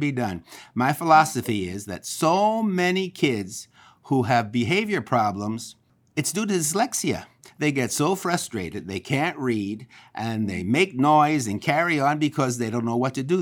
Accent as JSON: {"language": "English", "town": "Philadelphia", "region": "Pennsylvania", "country": "United States", "moved": "yes", "lives_now": "Los Angeles, United States", "said": "I am from Philadelphia, Pennsylvania"}